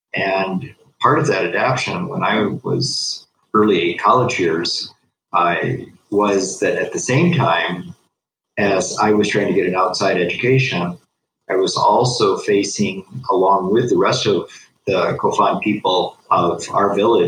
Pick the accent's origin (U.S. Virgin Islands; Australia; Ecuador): Ecuador; Amazon region; I am the son of missionaries who came to Ecuador in the 1950s, and I was born here in the Amazon headwaters and was raised within two different cultures